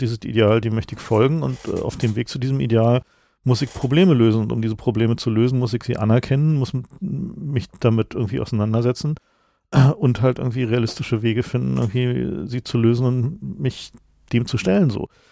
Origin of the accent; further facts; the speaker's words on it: East Germany, Germany; bin ich vielleicht auch als Ossi